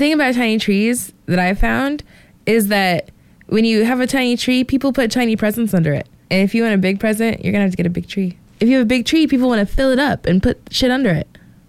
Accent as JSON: {"language": "English", "region": "Indiana", "country": "United States", "said": "I'm from Indiana. It's right next door."}